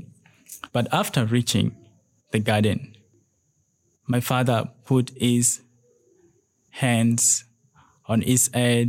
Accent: Lira, Northern Region, Uganda; now in Kampala, Uganda; I am originally from Lira district, located in northern part of Uganda, but currently staying in Kampala.

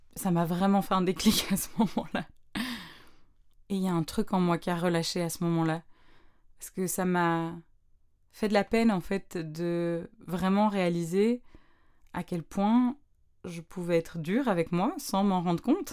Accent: Brussels, Brussels-Capital Region, Belgium; vers plus ou moins 9 ans, 9-10 ans, je sais plus trop, je rejoignais ben, dans une autre école à Bruxelles un cours de chant

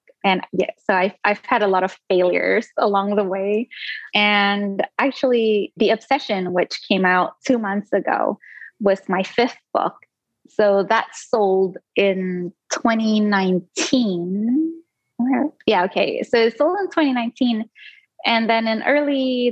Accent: Singapore; first language Indonesian; English is a second language; also born or lived in Indonesia; my first language was Indonesian up until like the age of 7, which was when I moved to Singapore, and then it became English

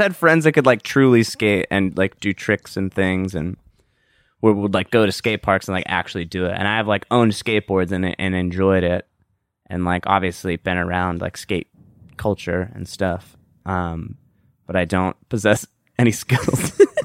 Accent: Southern California, United States; We're from Southern California.

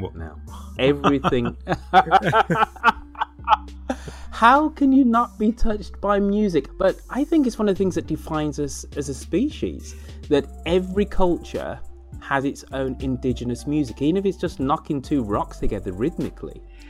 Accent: Birmingham, West Midlands, United Kingdom; because my times away from my hometown of Birmingham, you know, are quite lengthy

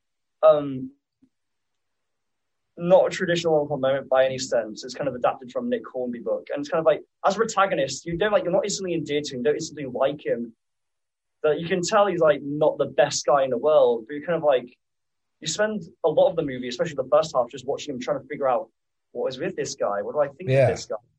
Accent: Hull, Yorkshire and the Humber, United Kingdom; moved away; I'm originally from Hull

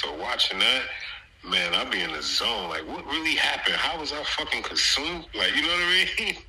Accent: New York City, New York, United States; I'm from New York City

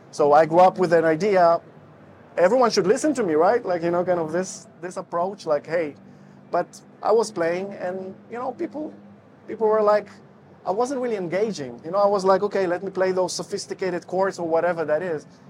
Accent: Israel; moved away as an adult; also born or lived in Russia; now in Netherlands; I'm originally from Israel. Well, the story goes this way. So, I was born in Russia. Then, my parents moved to Israel when I was five years old. And uh, when I was 19, I moved to the Netherlands

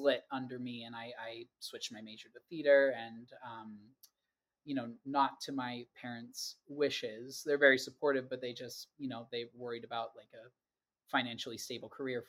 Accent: Pittsburgh, Pennsylvania, United States; moved away as an adult; I grew up in Pittsburgh, Pennsylvania.

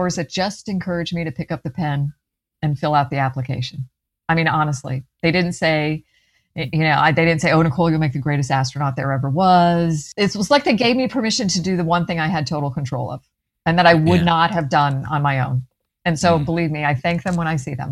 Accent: Clearwater, Florida, United States; I grew up in Clearwater, went to Clearwater High

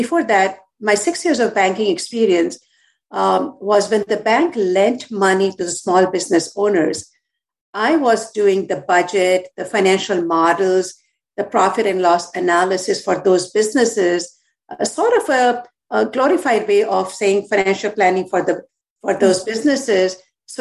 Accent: India; moved away; growing up in India

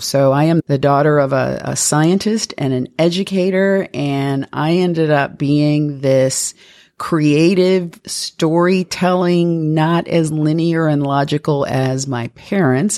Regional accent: Toledo, Ohio, United States; I was Born and raised in Toledo, Ohio

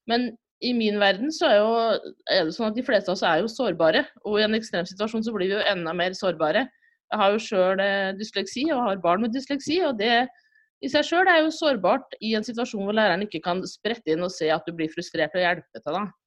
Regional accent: Rjukan, Telemark, Norway; now in Trondheim, Norway; Ja, det blir sånn trøndersk innimellom her, tror jeg. Men jeg er egentlig fra Rjukan da, i Telemark.

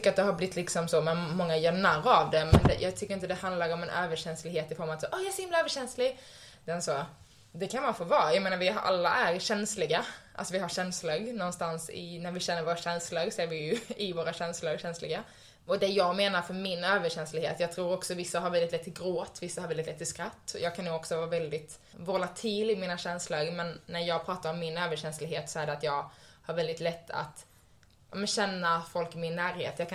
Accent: Skåne, Sweden; born there; now in Stockholm, Sweden; jag är född i Skåne, jag bor i Stockholm, jag jobbar som det här.

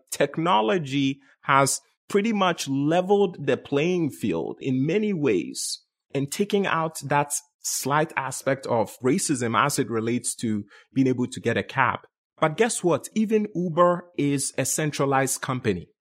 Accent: Ghana; moved away as an adult; also born or lived in Bronx, New York; now in United States; Born and raised in Ghana, West Africa, came to the U S, and life for me started in Bronx, New York, around age eighteen.

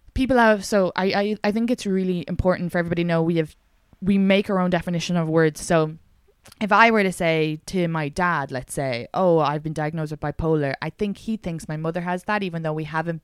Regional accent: Ireland; I'm so Irish

